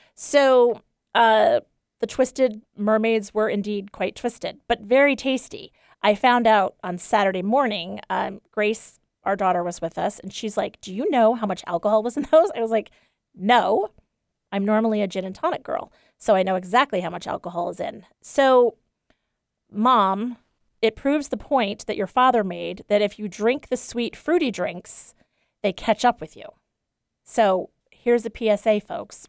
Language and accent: English; East Coast, United States; moved away; I grew up on the East Coast in a pretty, uh, you know, upper middle class, white and uptight family